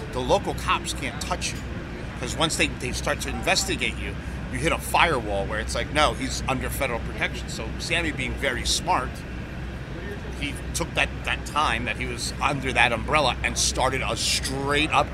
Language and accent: English; Cuba; moved away; I come from Cuba